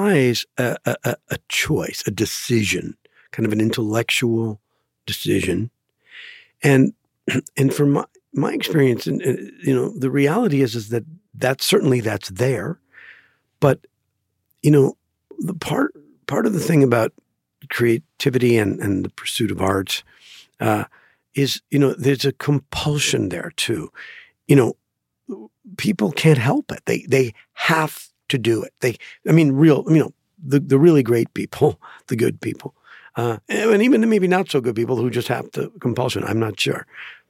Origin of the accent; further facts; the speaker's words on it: Green Bay, Wisconsin, United States; I grew up in Green Bay, Wisconsin